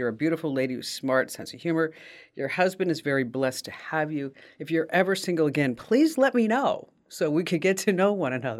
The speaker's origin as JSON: {"language": "English", "country": "Ukraine", "said": "And I said, oh, you know, I'm Ukrainian."}